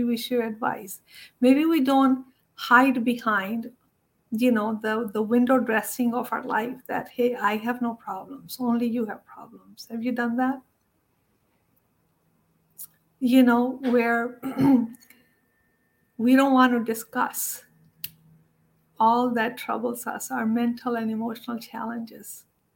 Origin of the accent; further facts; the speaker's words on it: India; moved away; I grew up in India